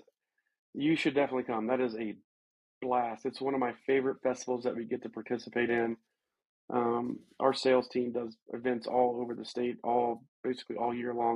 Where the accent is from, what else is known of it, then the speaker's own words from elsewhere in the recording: Alabama, United States; also born or lived in Georgia; now in Colorado, United States; When I was a kid growing up in Alabama